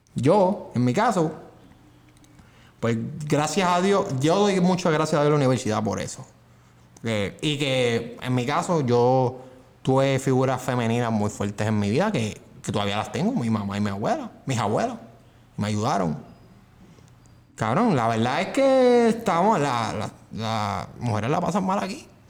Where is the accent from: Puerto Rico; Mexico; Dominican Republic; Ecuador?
Puerto Rico; nosotros somos de Puerto Rico